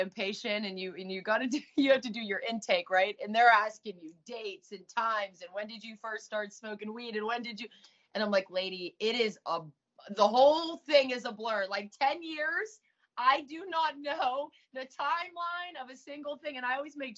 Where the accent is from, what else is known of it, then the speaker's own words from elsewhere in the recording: Pittsburgh, Pennsylvania, United States; moved away as an adult; also born or lived in Orange County, California; I did a lot of running back and forth from Pittsburgh, Pennsylvania to California